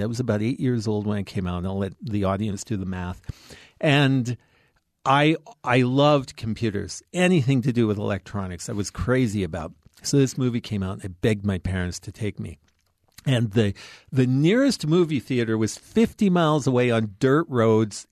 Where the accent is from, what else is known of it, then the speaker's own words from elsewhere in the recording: Canadian Prairies, Canada; I grew up on the Canadian prairies in a town of forty people